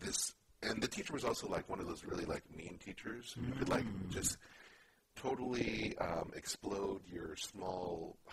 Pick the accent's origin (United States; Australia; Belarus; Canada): United States; Oakland, California; I was born and raised in Oakland.